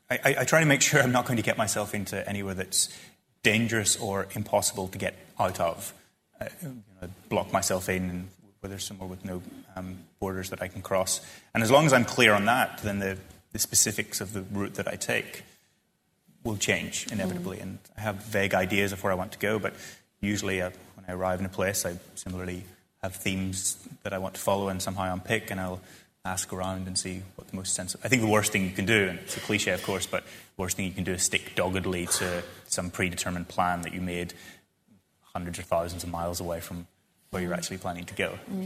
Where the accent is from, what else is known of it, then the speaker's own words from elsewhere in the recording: Ireland; And then eventually someone asked where I was from. And I said, I'm from Ireland.